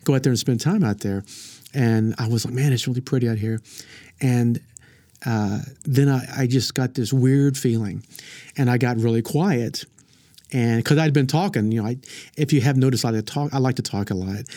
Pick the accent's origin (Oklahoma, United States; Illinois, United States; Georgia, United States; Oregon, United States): Oklahoma, United States; Frederick; I grew up in, if you ever heard of Frederick, Oklahoma